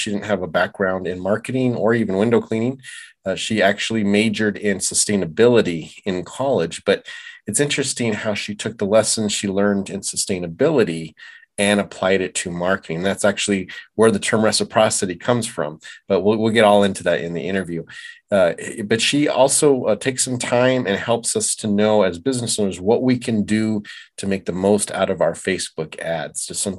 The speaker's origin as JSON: {"language": "English", "town": "Tucson", "region": "Arizona", "country": "United States", "tie": "born or raised there", "said": "I'm born and raised in Tucson."}